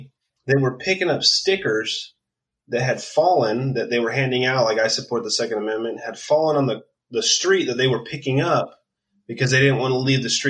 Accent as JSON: {"language": "English", "region": "California", "country": "United States", "said": "we're from California."}